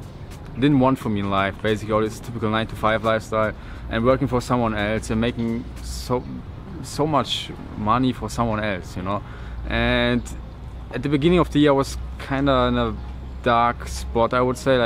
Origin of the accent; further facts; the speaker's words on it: Germany; English is a second language; I'm coming from Germany, born and raised.